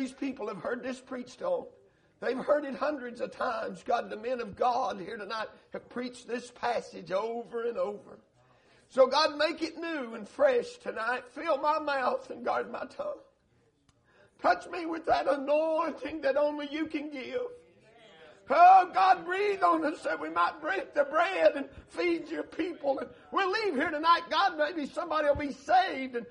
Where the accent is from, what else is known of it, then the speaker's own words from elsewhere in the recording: Tennessee, United States; we're from Tennessee. We're slow up there.